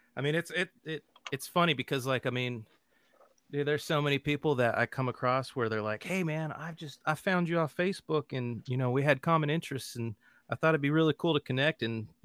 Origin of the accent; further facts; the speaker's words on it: Los Angeles, California, United States; now in Nashville, United States; So originally I'm from Los Angeles, California.